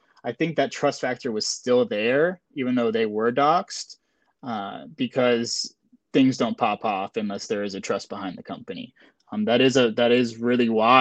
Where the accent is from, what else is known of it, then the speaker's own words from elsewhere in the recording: Florida, United States; we're all from Florida